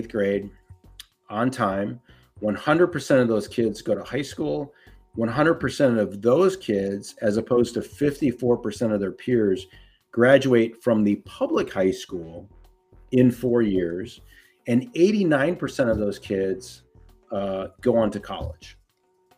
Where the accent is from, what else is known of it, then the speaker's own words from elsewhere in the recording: Minnesota, United States; my home state of Minnesota